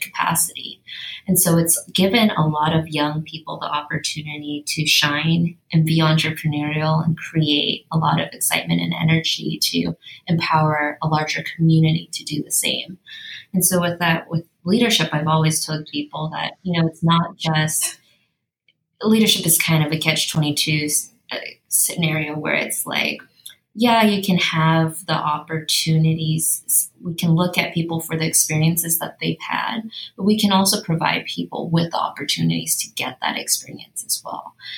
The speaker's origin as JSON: {"language": "English", "town": "Los Angeles", "region": "California", "country": "United States", "tie": "born or raised there", "said": "I actually grew up in Silver Lake, and my family has been there for four generations"}